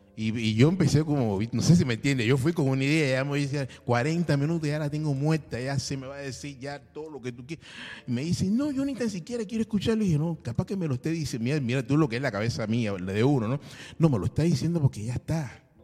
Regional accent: Cuba; moved away as an adult; also born or lived in Russia; now in Buenos Aires, Argentina; Sí, soy cubano

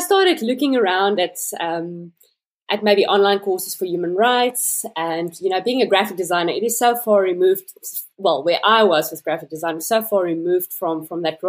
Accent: South Africa; I'm a South African-born resident, currently living in Cape Town.

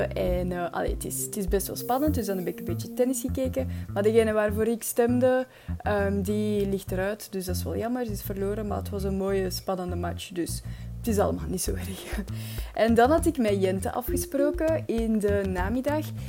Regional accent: Belgium; als Belg

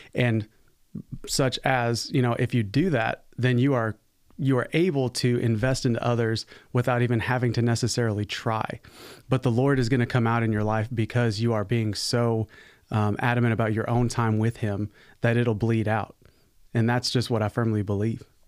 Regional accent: Arizona, United States; moved away; also born or lived in Virginia / South Carolina; I was, uh, born and raised in Arizona, so I'm a West Coast baby

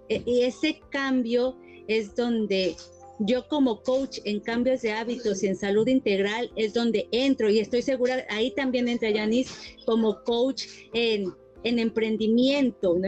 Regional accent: Mexico; moved away as an adult; now in Toronto, Canada; Yo soy mexicana, estudié relaciones públicas y emigré a Canadá y pues me quedé acá.

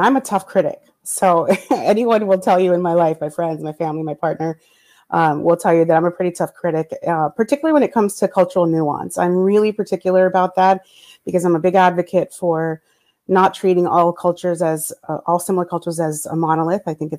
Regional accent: New York, United States; also born or lived in New Jersey / California; now in South Florida, United States; a Caucasian Colombian woman. So I have background living on the East Coast. I was born in New York, raised in New York and New Jersey, lived in California, and now living in South Florida.

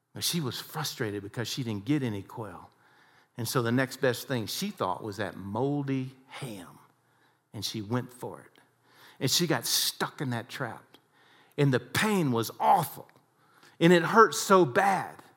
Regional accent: Texas, United States; I had a lot of harsh coaches like we all did growing up in Texas.

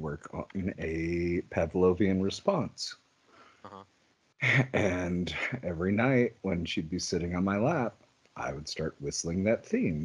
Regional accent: Western Oklahoma, United States; growing up in Western Oklahoma, you had those moderately hyper-religious parents

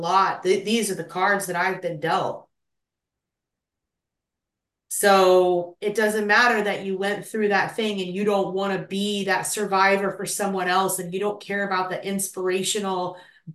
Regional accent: Tulsa, Oklahoma, United States; moved away; So I grew up in Oklahoma and in Tulsa, and basically, like, Tulsa's like the biggest small town.

